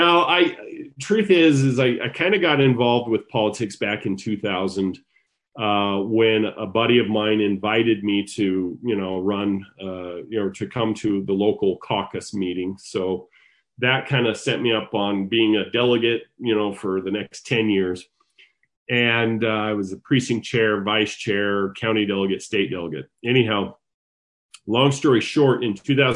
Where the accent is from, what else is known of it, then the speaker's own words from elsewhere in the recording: Sandy, Utah, United States; also born or lived in Salt Lake City, Utah; now in Lehi, United States; I am a native Utahn, but I am not originally from Lehigh. I was born in Salt Lake City and raised in Sandy